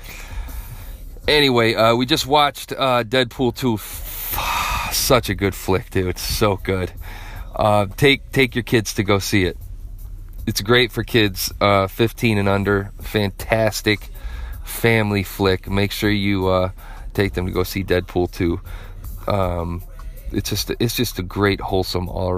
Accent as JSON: {"language": "English", "town": "Flint", "region": "Michigan", "country": "United States", "tie": "born or raised there", "said": "I grew up in Flint."}